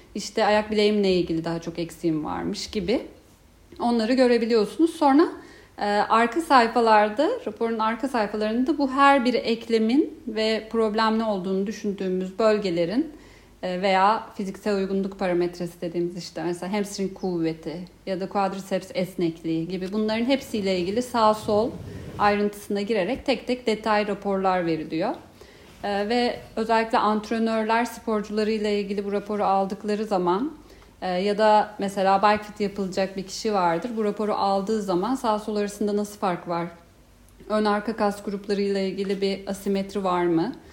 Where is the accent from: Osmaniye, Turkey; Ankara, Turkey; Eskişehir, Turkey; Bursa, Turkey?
Ankara, Turkey; moved away as an adult; now in Istanbul, Turkey; aslında Ankaralıyım. İstanbul'da 5. yılım.